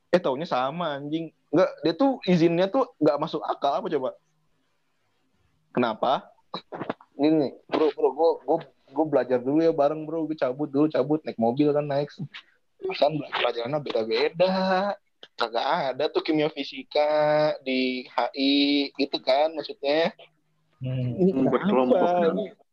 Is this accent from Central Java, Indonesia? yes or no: no; Bogor, West Java, Indonesia; oh Naib ternyata sama sama gue orang Bogor juga